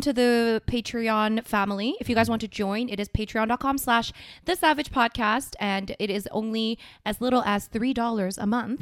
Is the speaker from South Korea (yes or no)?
yes; South Korea; my home country.